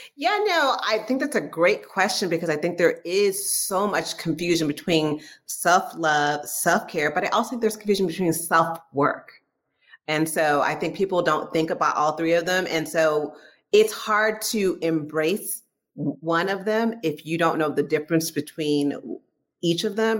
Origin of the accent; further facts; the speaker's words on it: San Francisco Bay Area, California, United States; I am from San Francisco Bay Area. So I always tell people if you hear the word hella, don't be surprised because it is my hella favorite word